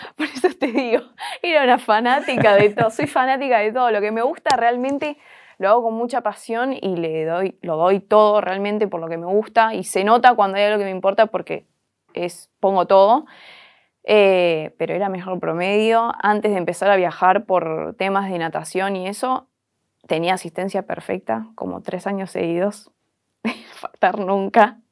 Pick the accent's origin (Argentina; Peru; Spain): Argentina; el ser argentina, el ser sudaca